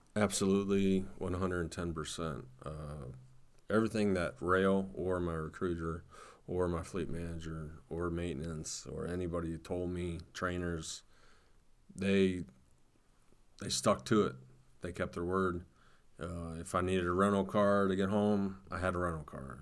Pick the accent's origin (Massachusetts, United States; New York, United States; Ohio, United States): Ohio, United States; Canton; I'm from Canton, Ohio, and we have the Pro Football Hall of Fame